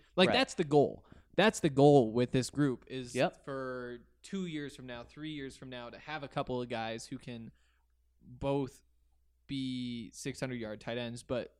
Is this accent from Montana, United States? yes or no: yes; Columbia Falls, Montana, United States; Yeah, so I did grow up in Montana. Like I was saying earlier, I grew up in Columbia Falls, and there's Whitefish, which is like 10 or 15 minutes away.